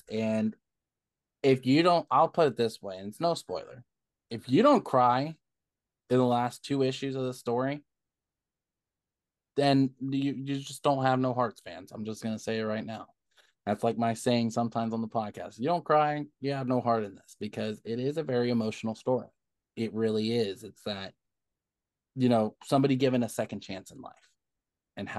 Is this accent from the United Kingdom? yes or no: no; California, United States; I'm not from the South. I'm from California